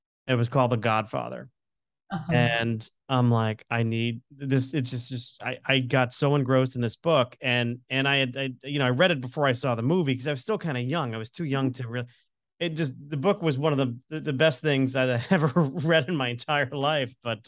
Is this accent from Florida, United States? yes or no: yes; Florida, United States; I grew up in Florida. He was a New Yorker.